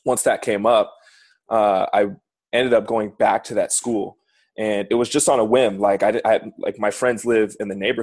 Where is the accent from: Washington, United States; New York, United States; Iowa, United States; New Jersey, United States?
Washington, United States; SeaTac; also born or lived in Issaquah; So I was born and raised in greater Seattle area in a city called SeaTac